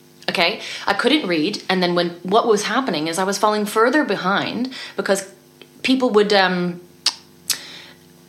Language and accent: English; Canada; I'm Canadian